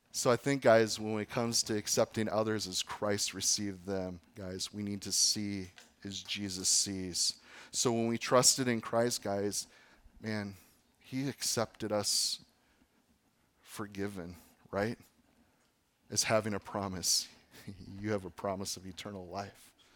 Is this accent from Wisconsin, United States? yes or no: yes; Fox Valley, Wisconsin, United States; where I grew up in the Fox Valley